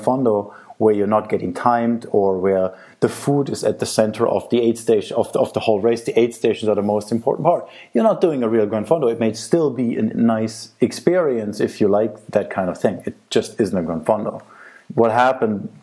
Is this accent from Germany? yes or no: yes; Germany; now in Italy; I grew up in Germany